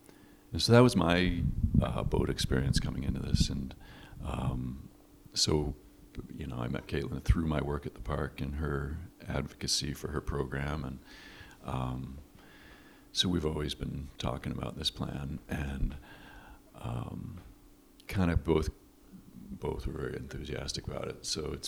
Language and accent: English; Connecticut, United States; now in San Francisco, United States; I grew up in Connecticut